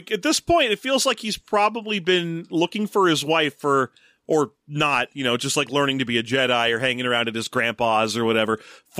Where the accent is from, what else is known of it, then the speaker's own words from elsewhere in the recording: Torrance, California, United States; there was a pet store in the mall near where I grew up in Torrance